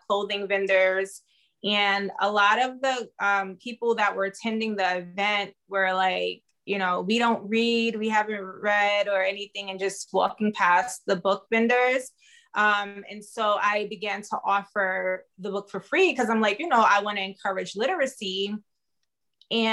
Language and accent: English; New York City, New York, United States; moved away as an adult; now in California, United States; I was born in Brooklyn, New York. I currently reside in California. I've been here for 6 years now